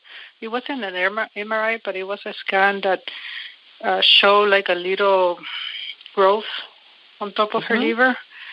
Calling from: Toronto, Ontario, Canada; I'm calling from Toronto.

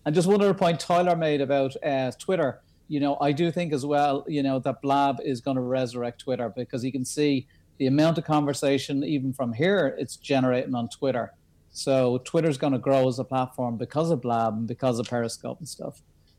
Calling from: Dublin, Leinster, Ireland; I'm coming in from Dublin.

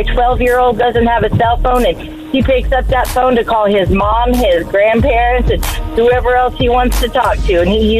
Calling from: Saginaw, Texas, United States; I'm calling from the Saginaw area.

